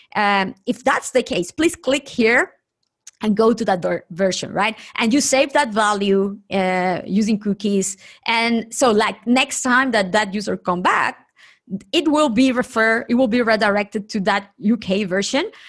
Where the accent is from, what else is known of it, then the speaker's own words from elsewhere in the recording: Nicaragua; moved away; from my home country, Nicaragua, I am originally from Nicaragua